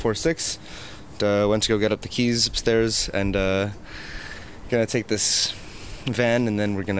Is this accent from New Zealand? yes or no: no; Canada; now in Brussels, Belgium; I'm a Belgian-American citizen. I grew up in Canada, and I've been here for a while